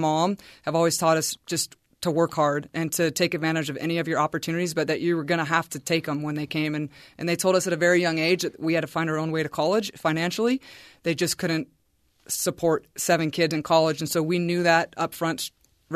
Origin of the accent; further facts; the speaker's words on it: Carpinteria, California, United States; Carpinteria, California is about 10 miles south of Santa Barbara. So we usually tell people we're from Santa Barbara